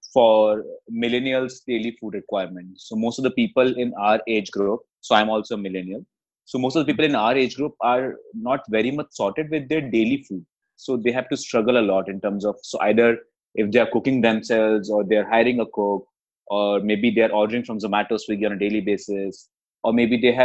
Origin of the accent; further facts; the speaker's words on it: Jaipur, Rajasthan, India; moved away as an adult; also born or lived in Gurgaon; I was born and brought up in Jaipur, and for the past 22 years, I was staying in Jaipur